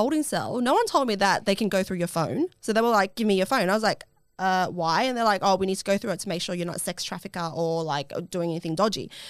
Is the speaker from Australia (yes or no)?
yes; Australia; I couldn't get home to Australia